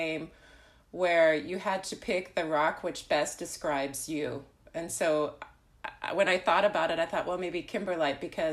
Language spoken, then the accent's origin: English; Southern California, United States; moved away as an adult; now in Germany; I come from Southern California